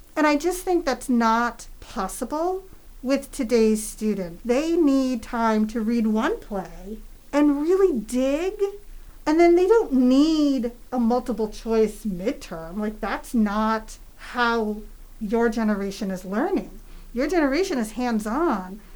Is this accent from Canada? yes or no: no; New Hampshire, United States; moved away as an adult; also born or lived in San Francisco, California / New York City; I grew up in New Hampshire